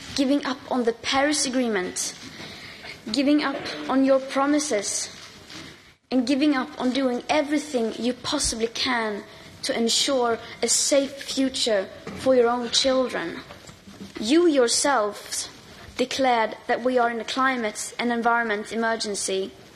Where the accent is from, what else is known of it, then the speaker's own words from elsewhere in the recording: United Kingdom; I, as a Brit